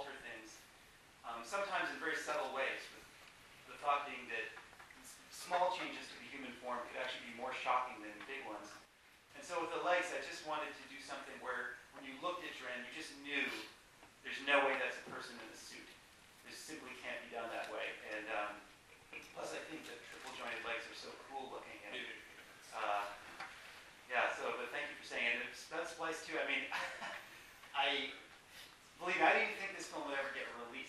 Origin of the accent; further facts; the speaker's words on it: Toronto, Ontario, Canada; Toronto, which is my hometown. You know, a lot of actually people I grew up with.